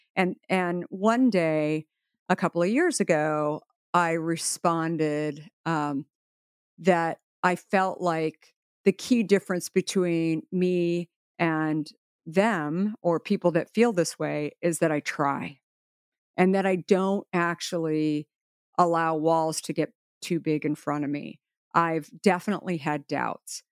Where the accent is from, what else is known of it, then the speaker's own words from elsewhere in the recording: Arizona, United States; I grew up in Arizona.